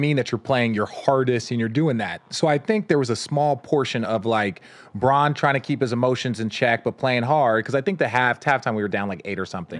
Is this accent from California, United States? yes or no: yes; Los Angeles, California, United States; I was born here in Los Angeles